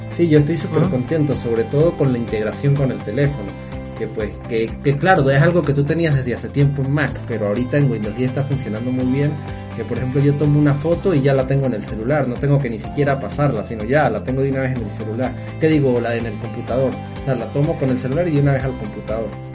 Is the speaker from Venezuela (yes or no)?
yes; Mérida, Venezuela; en mi ciudad natal, Mérida